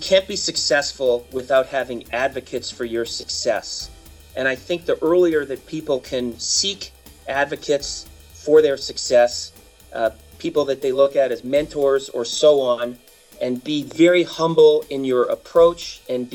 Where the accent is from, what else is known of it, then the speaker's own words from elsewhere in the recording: Canada; now in United States; being a Canadian at birth, although I'm a U.S. citizen now